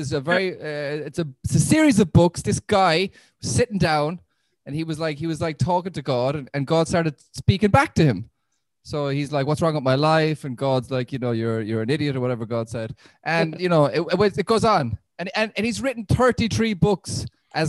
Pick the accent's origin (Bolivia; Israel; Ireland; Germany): Ireland; I'm an Irish Catholic, Roman Catholic